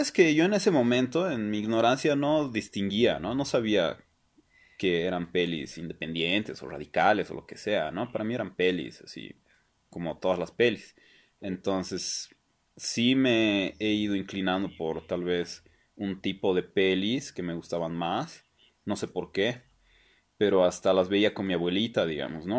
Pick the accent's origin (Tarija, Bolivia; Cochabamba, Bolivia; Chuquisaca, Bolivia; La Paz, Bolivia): La Paz, Bolivia; also born or lived in Buenos Aires; qué clasistas somos los bolivianos